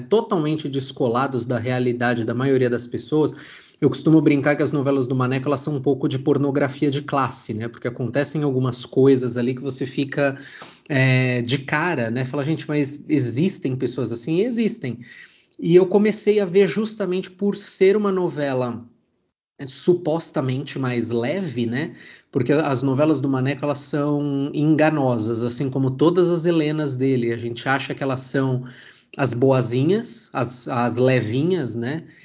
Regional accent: São Paulo, Brazil; eu sou de São Paulo

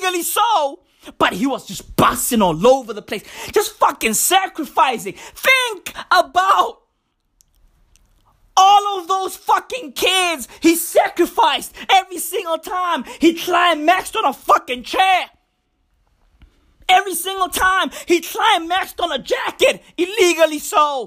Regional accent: South Africa; I live in South Africa. I'm South African

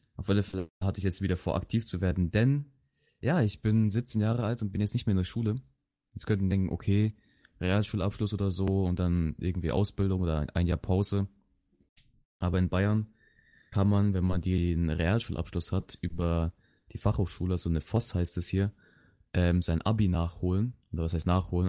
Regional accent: Chile; also born or lived in Bavaria; now in Germany; ich komme aus Südamerika, wenn man das so sagen möchte. aus Chile

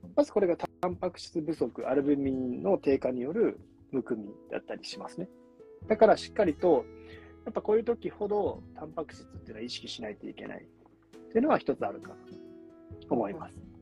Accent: Kyoto, Japan; moved away; 京都帰ってたんですよね

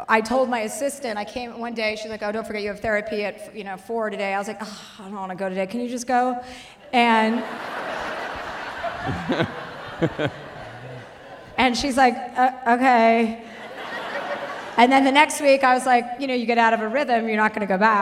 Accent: New Jersey, United States; now in Los Angeles, United States; I live in LA and I'm from New Jersey

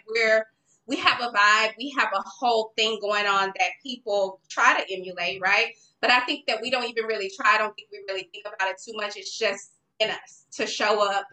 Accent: Dallas, Texas, United States; I got an internship at Dallas Weekly. I'm from Dallas

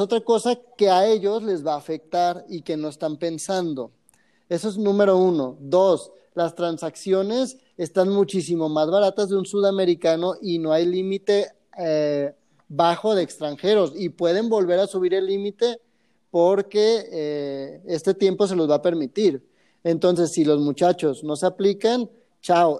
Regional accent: Guadalajara, Jalisco, Mexico; los tapatíos somos muy diferentes a, los de alrededor

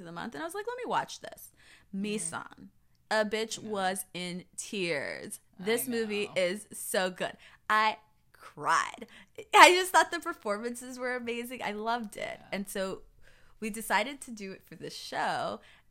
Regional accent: Florida, United States; I was from Florida

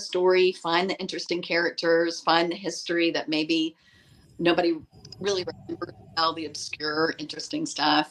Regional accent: East Tennessee, United States; also born or lived in Washington, D.C.; I grew up in the mountains of East Tennessee. I was born in Washington, D.C., but really did my growing up in, in the mountains of East Tennessee.

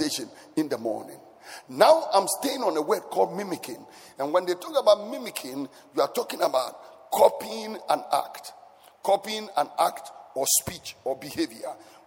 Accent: Ghana; I grew up in Savo Zungo

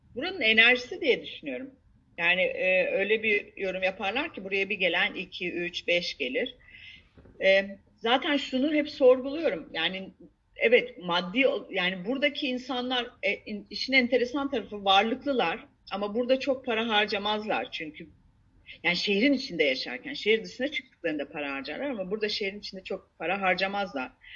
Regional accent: Istanbul, Turkey; moved away as an adult; also born or lived in England; now in Antakya, Turkey; ben İstanbulluyum. Ee, İstanbul'un e, İstanbul'da doğdum. Ee, or, İstanbul'da okudum.

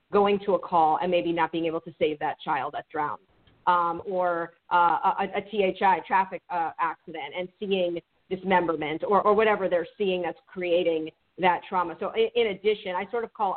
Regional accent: Miami, Florida, United States; I grew up in Miami in a very diverse area.

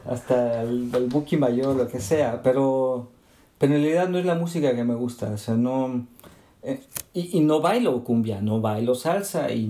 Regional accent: Mexico; moved away; soy muy mexicano

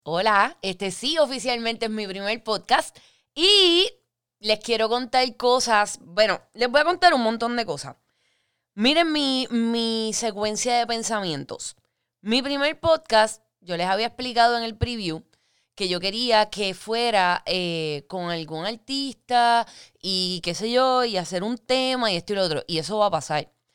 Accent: Guaynabo, Puerto Rico; also born or lived in Fajardo; yo soy de Guaynabo nacida y criada, pero también a la misma vez criada en Fajardo, entre Guaynabo y Fajardo.

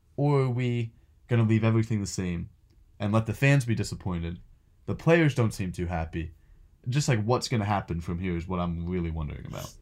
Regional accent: Philadelphia, Pennsylvania, United States; I'm from Philadelphia

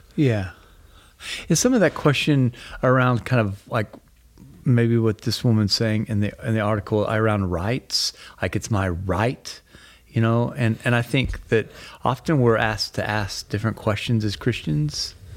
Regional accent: Texas, United States; I'm from Texas

